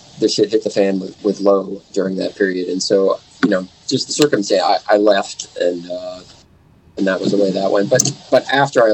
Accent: Duluth, Minnesota, United States; now in Minneapolis, United States; I grew up in Duluth, Minnesota

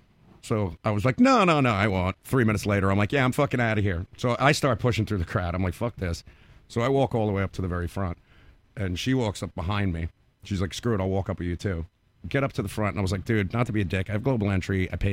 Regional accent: New York, United States; I'm from New York.

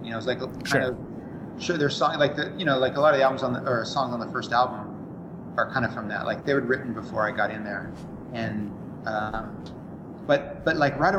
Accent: Orange County, California, United States; moved away as an adult; also born or lived in San Diego; I came from Orange County and went down there for college

